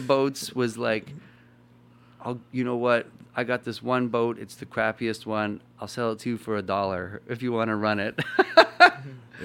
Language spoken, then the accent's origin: English; Winnipeg, Manitoba, Canada; I was from Winnipeg